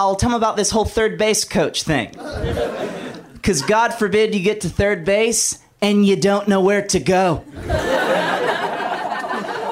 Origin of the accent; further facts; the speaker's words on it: Alabama, United States; moved away; I'm from Alabama originally